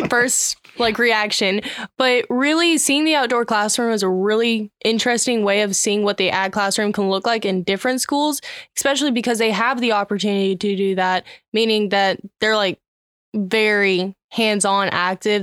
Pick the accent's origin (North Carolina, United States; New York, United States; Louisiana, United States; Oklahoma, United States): Louisiana, United States; Ruston; I'm from Ruston, Louisiana